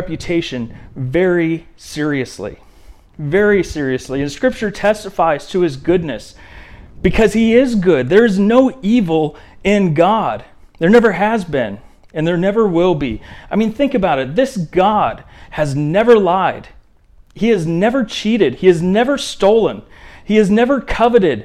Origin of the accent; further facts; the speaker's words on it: Indiana, United States; I remember growing up in Indiana.